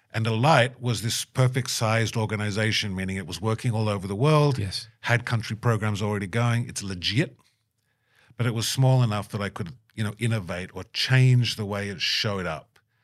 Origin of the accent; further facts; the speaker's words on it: Australia; moved away as an adult; now in Minnesota, United States; I'm Australian